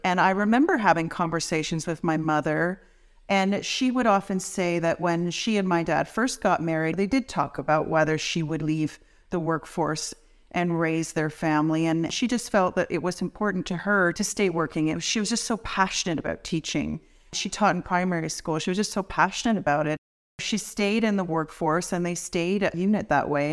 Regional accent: Welland, Ontario, Canada; I grew up in a rural area of Welland

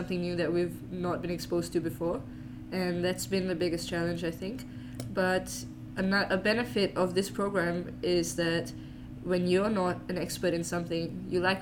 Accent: Singapore; moved away; I'm from Singapore.

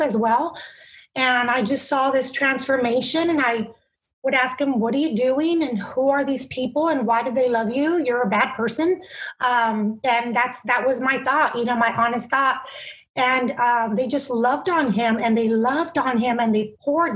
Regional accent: Bakersfield, California, United States; I'm from Bakersfield, California

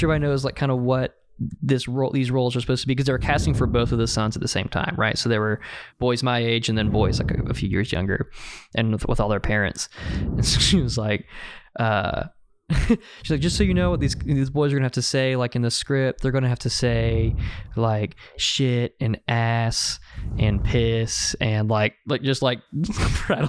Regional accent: Birmingham, Alabama, United States; I grew up in Birmingham

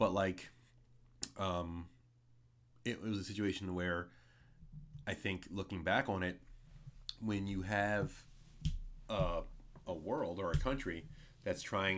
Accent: Philadelphia, Pennsylvania, United States; My school was actually very interesting growing up in Philadelphia

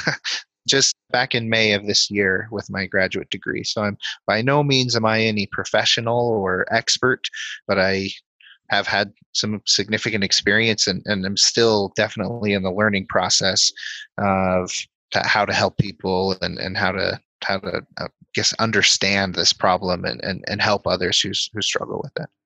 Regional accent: Denver, Colorado, United States; moved away; also born or lived in Provo, Utah / Logan, Utah; I grew up in Colorado near the Denver area

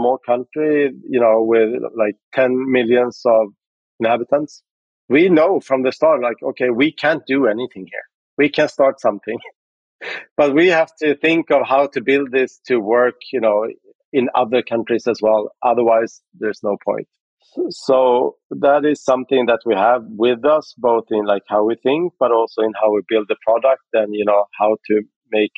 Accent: Sweden; I'm from Sweden, so we started out in Sweden

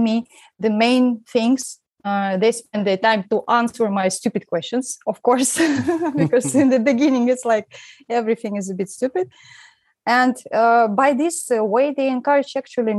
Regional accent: Siberia, Russia; now in Romania; I'm from Russia and I'm actually from Siberia, which is very far away from where I am now in Romania

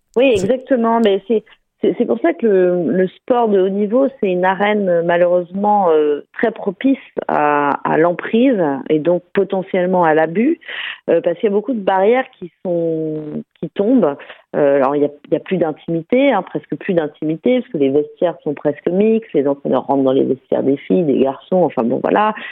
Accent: France; moved away; retourner là où j'ai grandi pour raconter cette histoire, euh, dans ce milieu très fermé quand même de la montagne

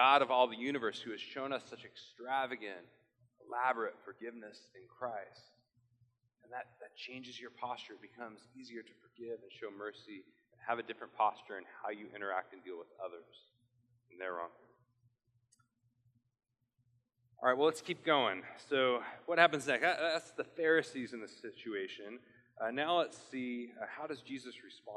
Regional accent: Portland, United States; I'm from Portland

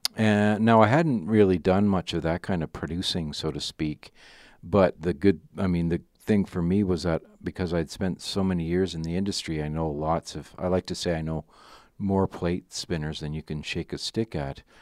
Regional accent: Ottawa, Ontario, Canada; I grew up in Ottawa

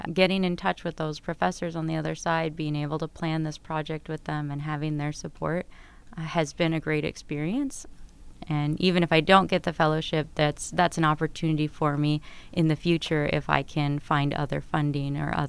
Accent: California, United States; moved away as an adult; now in Minnesota, United States; I'm actually from California

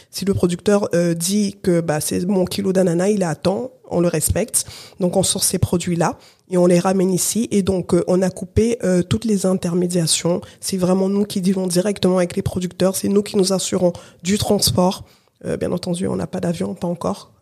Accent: France; also born or lived in Cameroon; je suis née au Cameroun, euh, Katia est née au Congo, RDC, et euh, et on a grandi ici en France

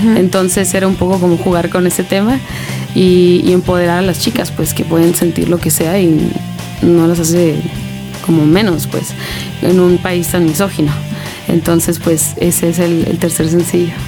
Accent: Tecate, Baja California, Mexico; also born or lived in United States; yo soy de Tecate, es un lugar muy chiquititito

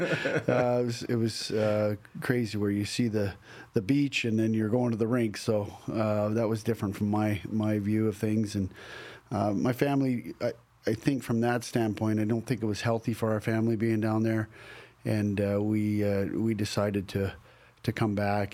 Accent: Banff, Alberta, Canada; now in Nashville, United States; growing up in Banff

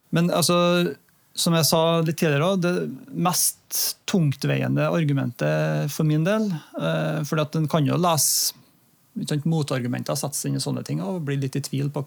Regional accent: Norway; samtidig som at jeg er norsk og bor i Norge og er en nordmann

